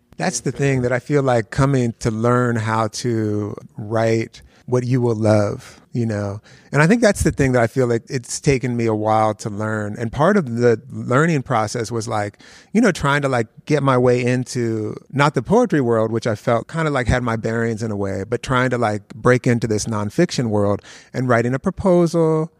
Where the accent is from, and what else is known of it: Philadelphia, Pennsylvania, United States; born or raised there; also born or lived in Youngstown, Ohio